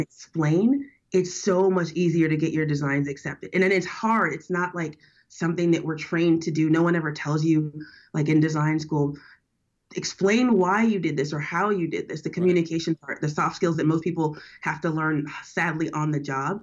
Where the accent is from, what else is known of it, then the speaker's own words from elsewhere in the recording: New Orleans, Louisiana, United States; now in San Francisco, United States; I'm from down south. I'm from born and raised in New Orleans.